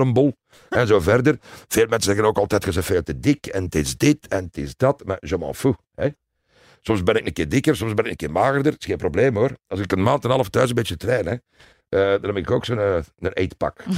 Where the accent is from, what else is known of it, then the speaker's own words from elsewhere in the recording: Leuven, Flanders, Belgium; Ik ben geboren in Leuven